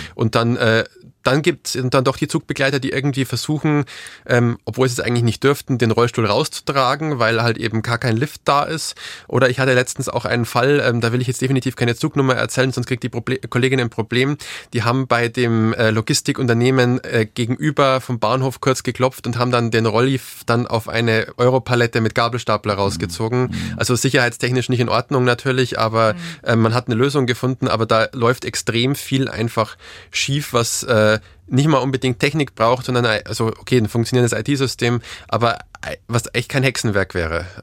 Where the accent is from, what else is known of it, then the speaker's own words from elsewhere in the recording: Bavaria, Germany; wie man vielleicht aus meinem Dialekt hört, äh, hört ich komme aus Bayern